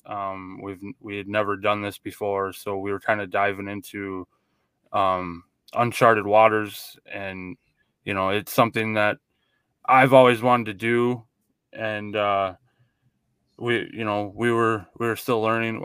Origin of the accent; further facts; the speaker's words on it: Minnesota, United States; we are from Minnesota, so we are Vikings fans